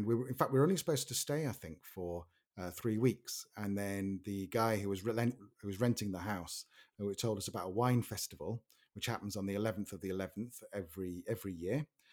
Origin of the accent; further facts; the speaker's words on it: Manchester, North West England, United Kingdom; because we're from Manchester. And so we love Mancunians and Manchester, whereas London for us is a bit scary, us northerners.